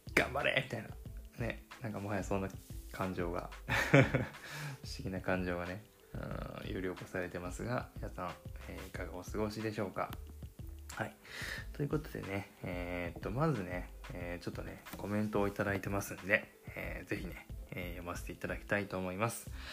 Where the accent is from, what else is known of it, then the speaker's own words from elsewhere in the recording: Fukuoka, Japan; accent: Hakata dialect; 僕、博多弁ネイティブなんで